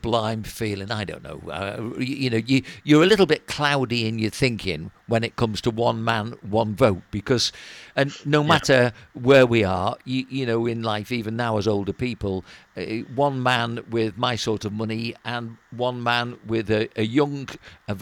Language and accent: English; Wirral, North West England, United Kingdom; we come from Wirral